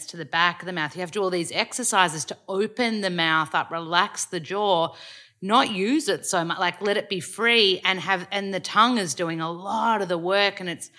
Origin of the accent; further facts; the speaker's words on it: Australia; accent: Australian; I was like, oh, I love my Australian accent, I don't want to lose it.